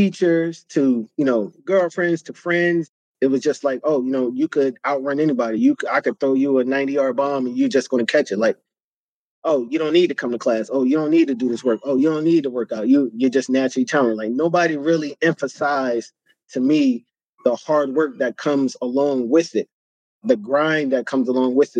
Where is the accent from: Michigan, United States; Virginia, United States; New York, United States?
New York, United States; New York City; moved away; also born or lived in New Jersey; growing up in the South Bronx and then eventually moving to the suburbs of New Jersey